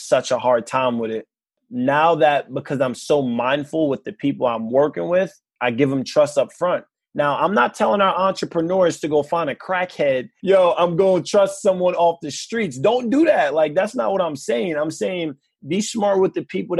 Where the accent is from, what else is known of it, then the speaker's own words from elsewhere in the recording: New York City, New York, United States; Growing up in Queens, growing up in New York